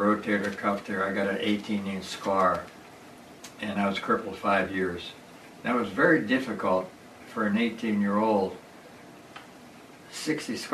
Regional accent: Wall, Pennsylvania, United States; moved away; also born or lived in Turtle Creek, Pennsylvania; I was born and raised in the suburb of Pittsburgh, Pennsylvania, in Wall

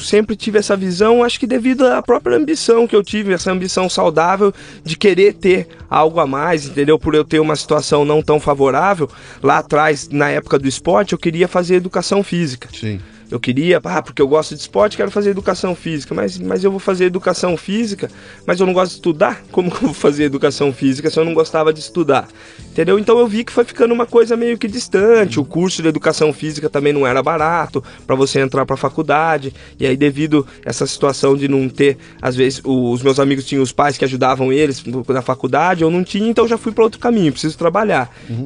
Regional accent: Rio das Pedras, São Paulo, Brazil; eu veio nascido e criado na cidade de Rio das Pedras

